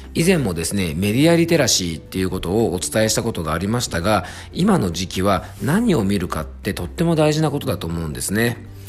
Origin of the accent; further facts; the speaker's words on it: Fuefuki, Yamanashi, Japan; 僕の地元は伊佐温泉という温泉町